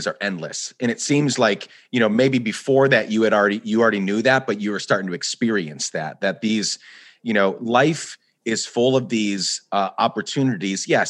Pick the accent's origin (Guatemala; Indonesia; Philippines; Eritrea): Guatemala; now in United States; I grew up in Guatemala. I was born in the U.S., and then my dad is Guatemalan. We moved back there for 10 years.